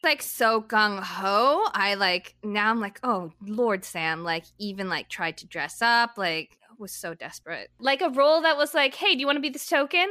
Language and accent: English; Vancouver, British Columbia, Canada; I grew up in Vancouver. That's where I did most of like my middle school, high school experience. I mean, I've I've, I've jumped all over the place before that, but I just say I'm from Vancouver